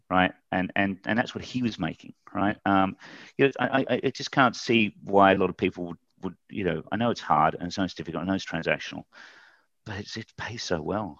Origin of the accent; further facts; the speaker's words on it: Australia; moved away as an adult; also born or lived in United Kingdom; I'm an Aussie. I, um, actually went to, uh, the U K when I was twenty-five and got into recruitment then